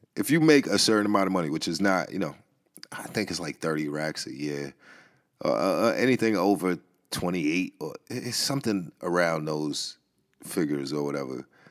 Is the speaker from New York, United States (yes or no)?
yes; New York City, New York, United States; I grew up in the Bronx